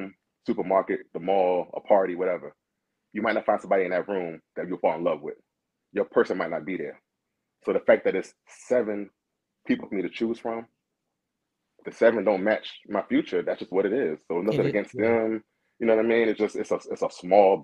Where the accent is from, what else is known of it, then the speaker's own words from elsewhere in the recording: Baltimore, Maryland, United States; I live in Maryland. I'm from Baltimore.